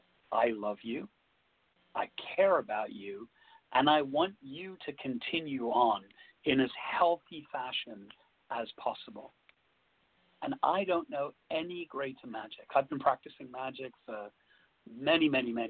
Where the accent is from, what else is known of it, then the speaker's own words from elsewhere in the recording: London, United Kingdom; where I grew up in London, there were lots of families from different areas